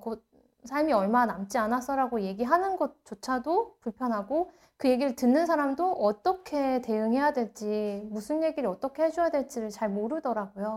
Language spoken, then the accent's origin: Korean; South Korea; moved away as an adult; also born or lived in Santa Cruz County, California, United States; now in Santa Cruz, United States